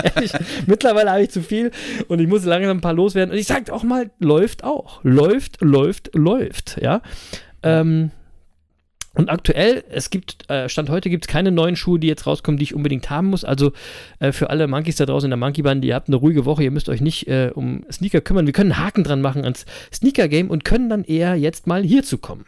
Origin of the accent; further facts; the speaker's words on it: Berlin, Germany; ich bin ja auch in Berlin geboren und aufgewachsen